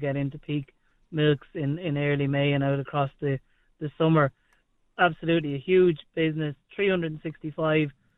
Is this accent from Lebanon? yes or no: no; Lusmagh, County Offaly, Ireland; moved away as an adult; also born or lived in United Kingdom / United States; growing up in Lusmah, rural Ireland, very familiar with farming